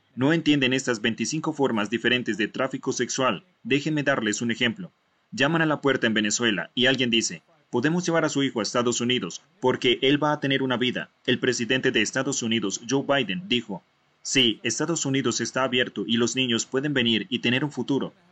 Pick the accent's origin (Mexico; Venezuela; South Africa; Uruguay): South Africa; Yo soy de Sudáfrica